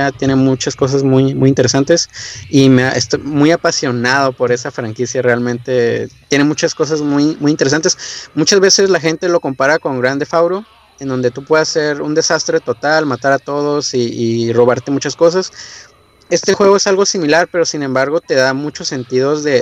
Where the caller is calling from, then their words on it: Tijuana, Baja California, Mexico; estoy aquí en Tijuana, Baja California.